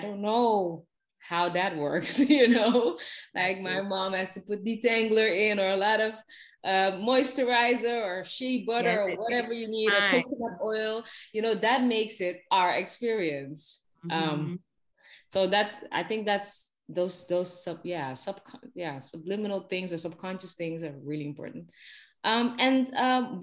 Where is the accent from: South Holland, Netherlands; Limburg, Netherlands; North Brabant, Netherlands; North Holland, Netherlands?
North Holland, Netherlands; Amsterdam; now in Ghana; I'm from the Netherlands, from Amsterdam.